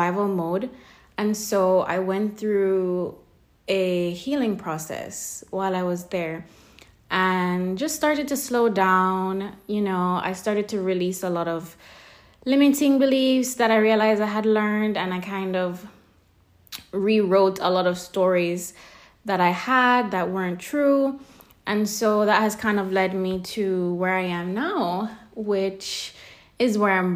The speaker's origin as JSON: {"language": "English", "town": "Kingston", "country": "Jamaica", "tie": "born or raised there", "also_born_or_lived": "London", "moved": "as an adult", "said": "I was born and raised in Kingston, Jamaica for most of my early years and teenage life"}